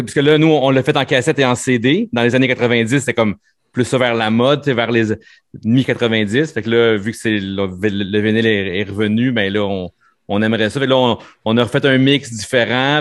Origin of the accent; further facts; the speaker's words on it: Sainte-Thérèse, Quebec, Canada; à Sainte-Thérèse, au village, ma ville natale